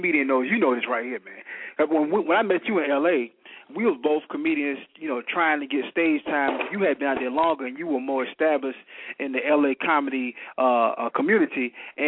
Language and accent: English; Savannah, Georgia, United States; moved away as an adult; now in Columbia, United States; I'm from Savannah, Georgia.